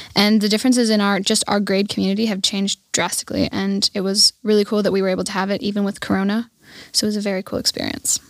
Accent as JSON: {"language": "English", "country": "Germany", "tie": "born or raised there", "lives_now": "Garmisch, Germany", "said": "I lived in a small German village called Schweinsat, and that's where I grew up"}